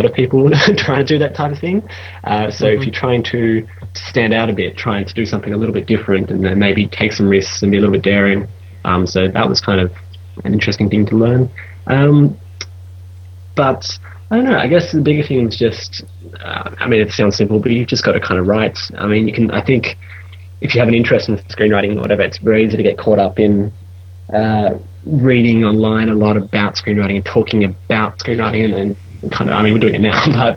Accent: Australia; moved away as an adult; now in London, United Kingdom; I'm an Australian guy, I'm living in London

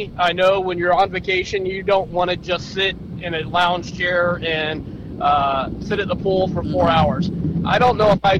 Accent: Florida, United States; I'm from Florida.

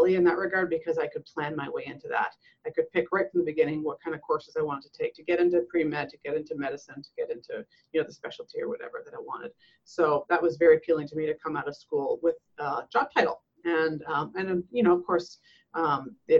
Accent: western Canada, Alberta, Canada; moved away as an adult; also born or lived in Nova Scotia, Canada / British Columbia, Canada; now in United States; I'm Canadian. I was born in Nova Scotia, Canada, on the East Coast. But moved over to Alberta on the west side of the country when I was very young. So I would say I grew up on the west side of Canada in British Columbia and Alberta

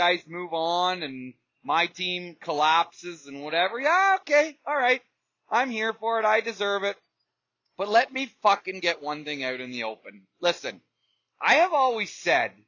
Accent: Uxbridge, Ontario, Canada; here in my hometown of Uxbridge

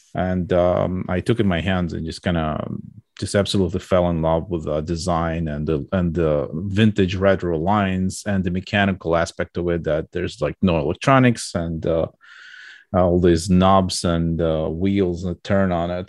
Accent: Georgia; moved away; I was born in U S S R in, like, a, in a small republic, uh, of Georgia

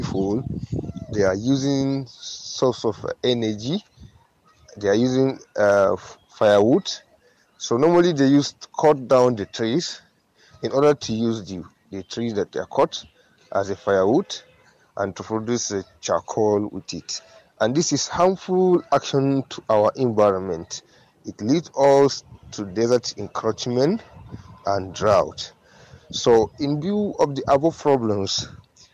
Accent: Yobe, Nigeria; I am from Yobe State of Nigeria

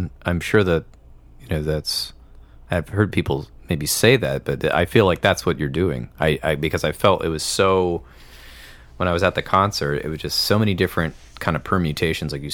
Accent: Michigan, United States; moved away as an adult; also born or lived in Chicago / New York; I grew up in Michigan and then I left the state for 14 years and I live out of state part of the year

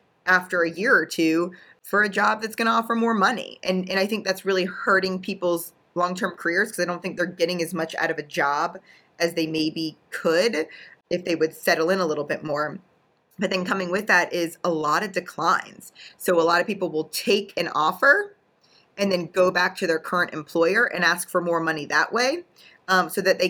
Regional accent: Pittsburgh, Pennsylvania, United States; I'm from Pittsburgh

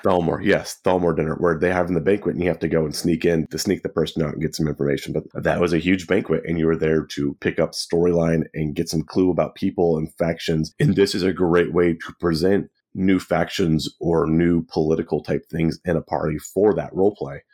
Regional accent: Central California, United States; growing up in Central California, there was a lot of agriculture

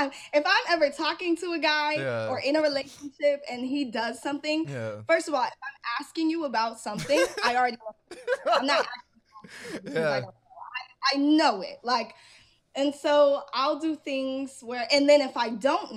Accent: an hour from LA, California, United States; I get to drive an hour back home and I'm in my hometown

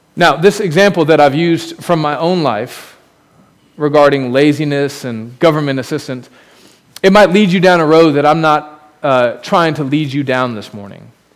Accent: United States; As an American

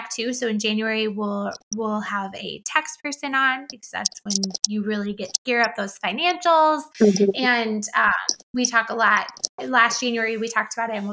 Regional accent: Liberty Hill, Texas, United States; I'm from the area, or you'll say like I'm from Liberty Hill

